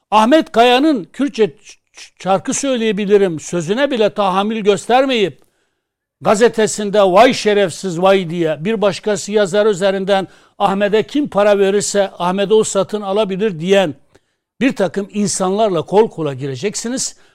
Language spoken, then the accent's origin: Turkish; Turkey; Biz Amerika'nın Kürdü değiliz. Biz Türkiye'nin Kürdüyüz. Biz Kürt asıllı Türk de değiliz. Biz Kürdüz ama Türk bizim kardeşimizdir.